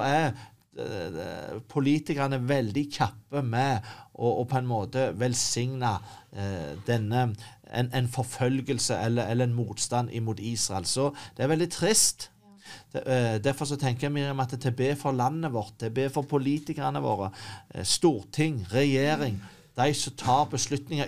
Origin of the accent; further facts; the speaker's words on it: Norway; som nordmann